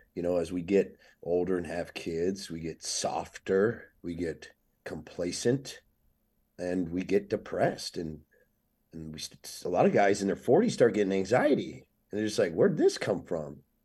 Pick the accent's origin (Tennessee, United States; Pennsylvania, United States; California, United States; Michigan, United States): California, United States; Oceanside; I'm a skateboarder from Oceanside, North San Diego